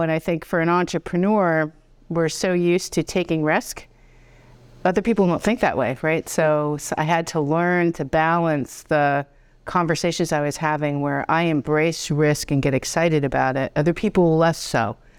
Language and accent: English; Boston, Massachusetts, United States; accent: Boston; now in Potsdam, United States; I am a Boston girl. So I put on my accent for you.